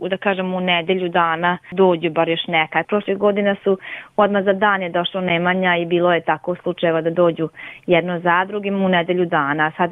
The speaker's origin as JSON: {"language": "Croatian", "town": "Taraš", "region": "Vojvodina", "country": "Serbia", "said": "kod nas u Tarašu"}